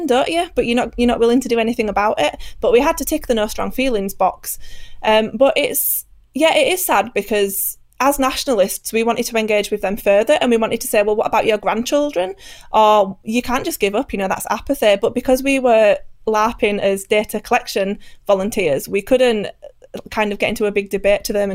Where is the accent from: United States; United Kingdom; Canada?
United Kingdom; speaking as a British person